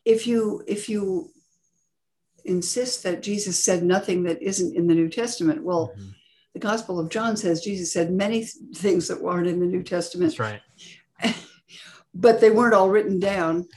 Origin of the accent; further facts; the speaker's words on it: California, United States; I grew up in California